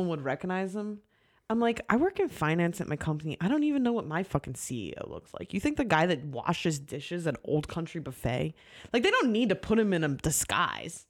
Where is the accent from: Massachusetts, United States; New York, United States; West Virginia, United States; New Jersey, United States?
New Jersey, United States; moved away; also born or lived in Philadelphia; I'm from Jersey